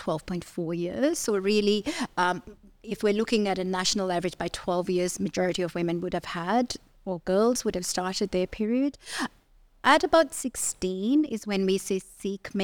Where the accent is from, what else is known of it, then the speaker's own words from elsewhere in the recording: Nigeria; moved away as an adult; now in Australia; I grew up in Nigeria. So I did my medical degree there, and then I've done all my training in Australia